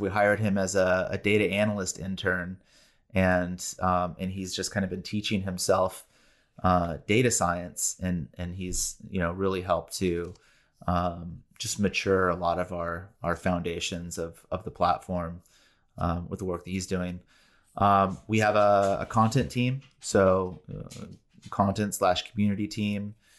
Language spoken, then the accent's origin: English; Bay Area, California, United States; also born or lived in San Diego; born and raised in the Bay Area